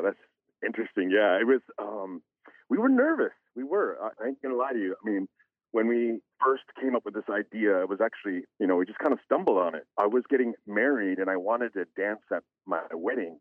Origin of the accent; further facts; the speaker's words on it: Bethel, Alaska, United States; Bethel, my hometown